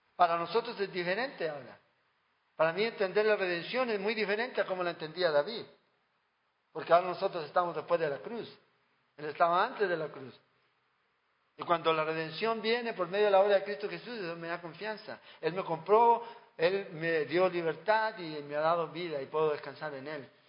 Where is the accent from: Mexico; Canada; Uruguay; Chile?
Chile; en mi país